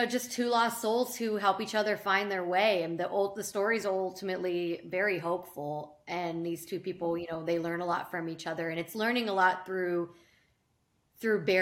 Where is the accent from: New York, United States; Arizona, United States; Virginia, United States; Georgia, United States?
Arizona, United States; Carefree; where I grew up in Carefree, Arizona